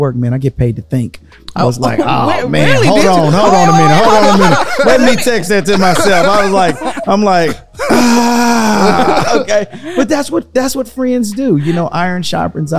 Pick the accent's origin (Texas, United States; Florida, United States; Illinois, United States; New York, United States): Texas, United States; Dallas; I'm from Dallas area.